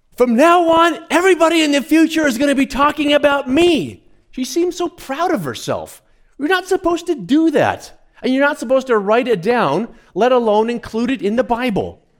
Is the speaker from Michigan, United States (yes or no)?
no; near Fort Lupton, Colorado, United States; I grew up not far from there